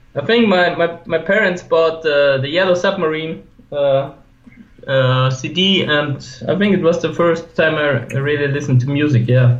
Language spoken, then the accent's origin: English; Gmunden, Upper Austria, Austria; moved away; also born or lived in Vienna; I'm from Upper Austria, so it's uh, it's like the lake area where the Alps starts